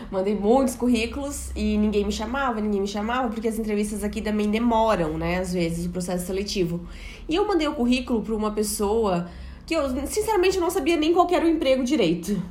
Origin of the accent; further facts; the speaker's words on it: Brazil; accent: Brazilian; moved away as an adult; now in Portugal; eu era brasileira, pelo meu sotaque